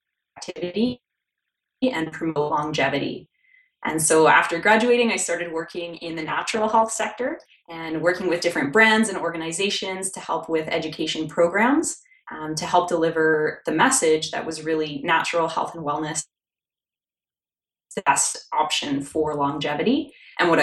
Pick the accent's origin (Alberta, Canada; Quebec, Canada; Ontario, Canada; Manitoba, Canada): Alberta, Canada; Calgary; also born or lived in New Orleans, Louisiana, United States; spent the better part of my youth growing up there, actually just outside of Calgary in the foothills